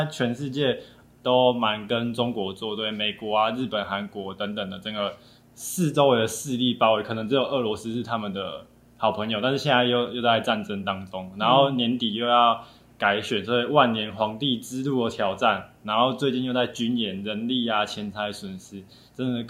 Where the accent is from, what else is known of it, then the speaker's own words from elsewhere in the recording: Taiwan; 不是中国人，我们是台湾人。